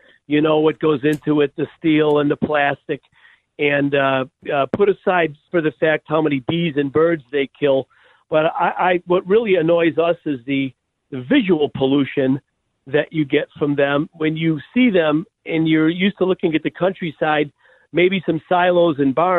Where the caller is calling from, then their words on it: Illinois, United States; I wanted to chime in on the windmills, and I'm calling from the Illinois 6